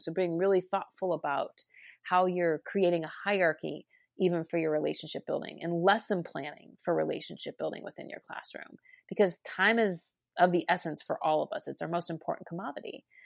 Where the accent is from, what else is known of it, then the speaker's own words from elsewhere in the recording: Cincinnati, Ohio, United States; I started my career actually in my hometown of Cincinnati, Ohio